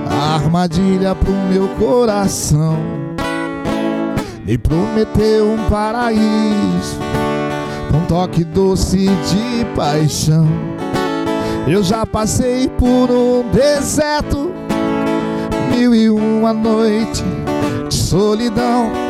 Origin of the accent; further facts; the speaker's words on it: Paraná, Brazil; born there; eu seis irmãos, eu nasci no Paraná.